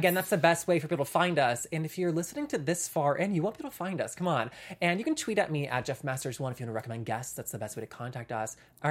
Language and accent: English; the South, United States; as a queer person growing up in the South